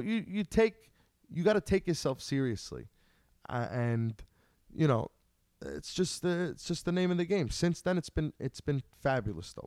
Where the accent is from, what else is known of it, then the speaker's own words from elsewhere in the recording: Long Island, New York, United States; Growing up on Long Island